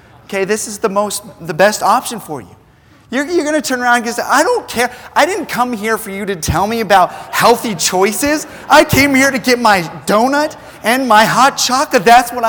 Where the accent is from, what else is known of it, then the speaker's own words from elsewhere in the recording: New Zealand; Now, I grew up in New Zealand. I was a missionary kid, and so I was used to the culture already.